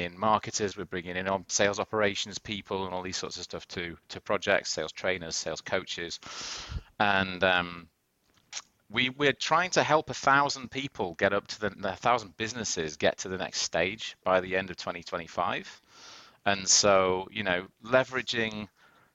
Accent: United Kingdom; also born or lived in Boston; now in New York City, United States; I'm British originally

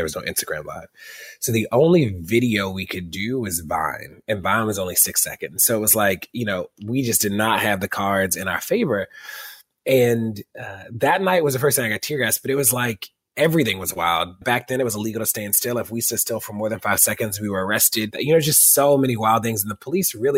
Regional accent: Baltimore, Maryland, United States; I'm from Baltimore

